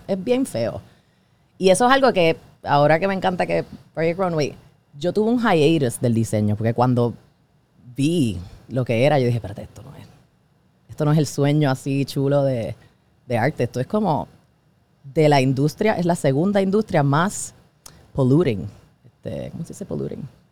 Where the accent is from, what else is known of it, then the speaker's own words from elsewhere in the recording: Puerto Rico; soy de Puerto Rico, not Miami